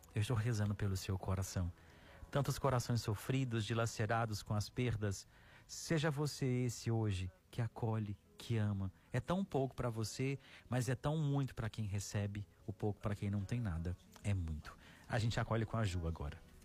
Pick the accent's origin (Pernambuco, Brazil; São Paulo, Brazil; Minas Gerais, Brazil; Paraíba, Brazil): Minas Gerais, Brazil; Araxá; now in Fortaleza, Brazil; a minha cidade natal, em Araxá, Minas Gerais